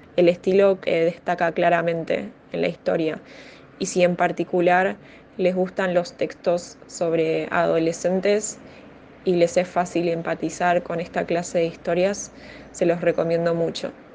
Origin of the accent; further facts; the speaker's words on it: Buenos Aires, Argentina; tengo 27 años y soy de Buenos Aires